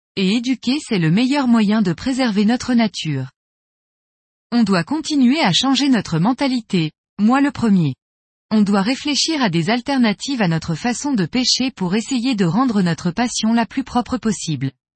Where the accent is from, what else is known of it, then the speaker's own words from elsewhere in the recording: Switzerland; je suis suisse